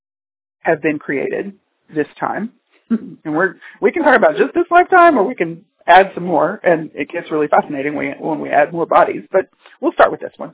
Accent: Texas, United States; moved away as an adult; also born or lived in California; I was born in Texas, I had grown up in the energy of a city in Texas

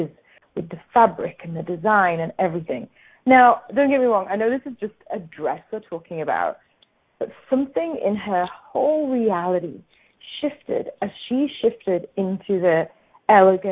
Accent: England, United Kingdom; now in Australia; I grew up in England

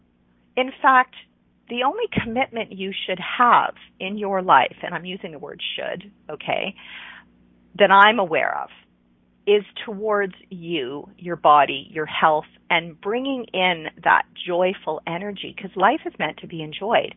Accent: Ontario, Canada; moved away as an adult; I lived in Eastern Canada. I lived in Ontario. I grew up in Ontario

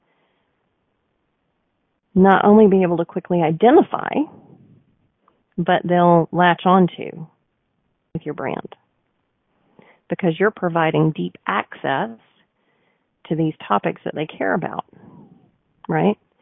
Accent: the South, United States; I'm also a Southerner

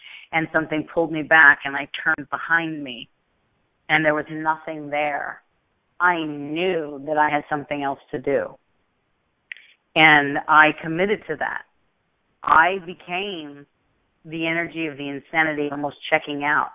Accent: New York, United States; when I grew up in New York

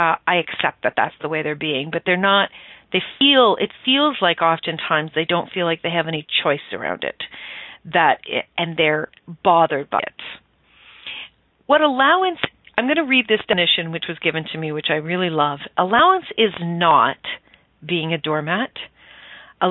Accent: Stratford, Ontario, Canada; I grew up just outside of Stratford, Ontario, Canada

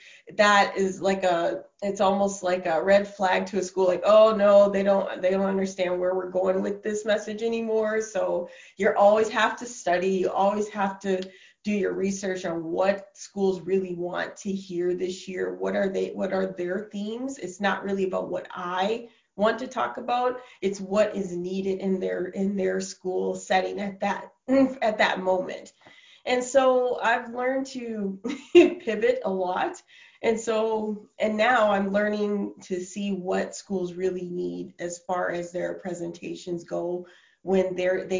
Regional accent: Minneapolis, Minnesota, United States; moved away as an adult; also born or lived in New York City / Oklahoma; now in Canada; I'm originally from Minneapolis, Minnesota, and I went to the University of Minnesota

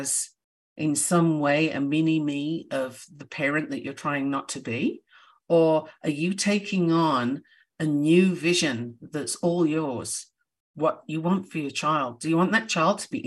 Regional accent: United Kingdom; I'm a Brit

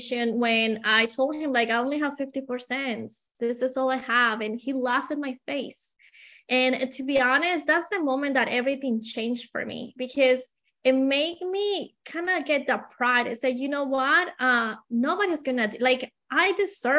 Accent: Colombia; English is a second language; moved away as an adult; I have an accent. I came from Colombia about 20 years ago with a lot of dreams, but with only $100 in my pocket. I didn't speak the language.

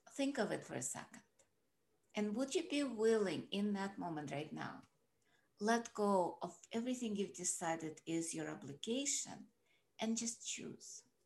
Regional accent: Russia; moved away; I grew up in Russia

